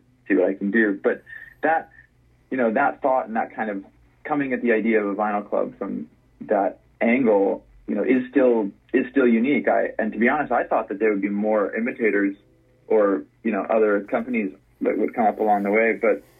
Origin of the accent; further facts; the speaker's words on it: Los Angeles, California, United States; You know, I grew up in Los Angeles and went to the East Coast for college, and then kind of, you know, bounced around a bit.